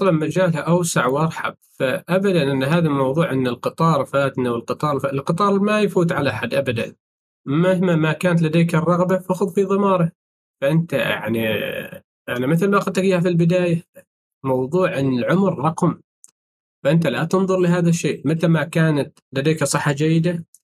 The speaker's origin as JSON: {"language": "Arabic", "country": "Oman", "said": "هنا عندنا في سلطنة عمان"}